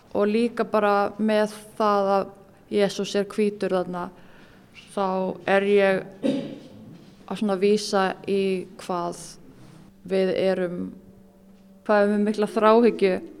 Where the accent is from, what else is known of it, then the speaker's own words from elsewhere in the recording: Iceland; alast upp á Íslandi og í bregðoltinu